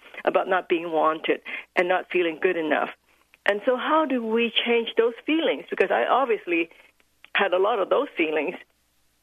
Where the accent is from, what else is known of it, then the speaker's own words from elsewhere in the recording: Hong Kong; I was born in Hong Kong as the second daughter in a very traditional Chinese family